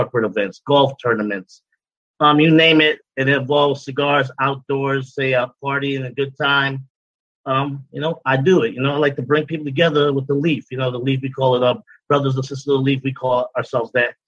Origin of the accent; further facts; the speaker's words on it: Guyana; moved away; also born or lived in Brooklyn, New York, United States; I'm from Guyana. I was born in South America